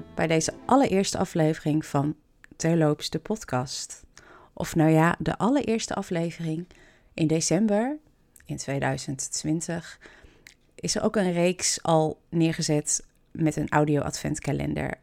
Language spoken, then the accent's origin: Dutch; Kampen, Overijssel, Netherlands; moved away as an adult; also born or lived in England / Rotterdam / Emmen; Ik woon in Kampen. Ik ben er geboren, getogen